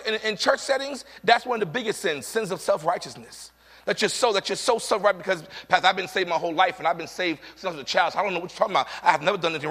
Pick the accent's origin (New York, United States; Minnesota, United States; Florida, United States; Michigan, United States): New York, United States; New York City; moved away; I'm from the Bronx. I'm from New York.